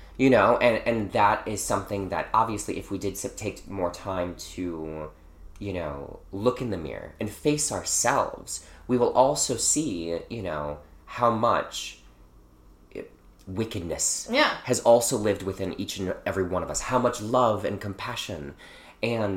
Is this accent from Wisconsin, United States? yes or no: yes; Milwaukee, Wisconsin, United States; moved away; also born or lived in Chicago; I grew up in Milwaukee, I did spend a bunch of time in Chicago as well